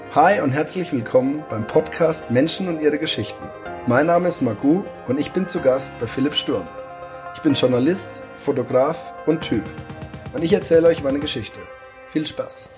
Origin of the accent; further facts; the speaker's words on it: Rhön, Lower Franconia, Bavaria, Germany; moved away as an adult; also born or lived in Munich; bin Fasching immer daheim gewesen